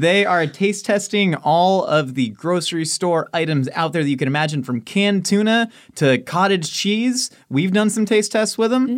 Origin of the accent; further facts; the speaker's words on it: California, United States; also born or lived in Maryland / Kansas City, Missouri; I was born in Maryland, then at three months, I went to Kansas City, Missouri, and lived there till I was four. Did one year of preschool in K C Mo, and then came to California